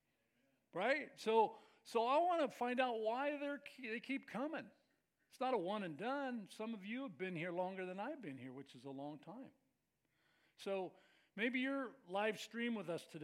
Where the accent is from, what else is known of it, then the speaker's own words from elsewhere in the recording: Bay Area, California, United States; I grew up in the Bay Area